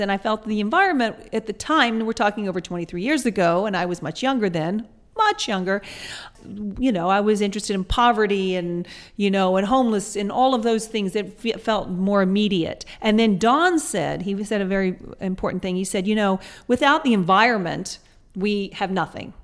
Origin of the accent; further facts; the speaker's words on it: Atlanta, Georgia, United States; also born or lived in England / New York; now in Los Angeles, United States; I grew up in Atlanta, Georgia